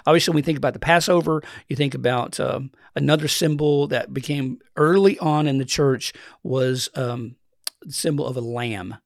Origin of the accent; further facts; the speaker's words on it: Eastern Kentucky, United States; Grew up in the mountains of Eastern Kentucky.